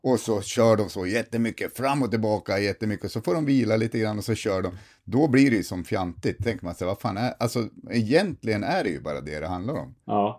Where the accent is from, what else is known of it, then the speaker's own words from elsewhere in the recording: Sundsvall, Västernorrland County, Sweden; now in Luleå, Sweden; jag är ju från Sundsvall